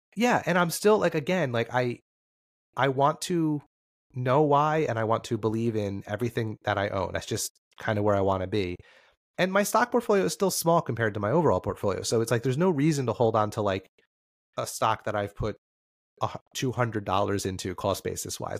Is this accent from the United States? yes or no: yes; New Jersey, United States; I'm from New Jersey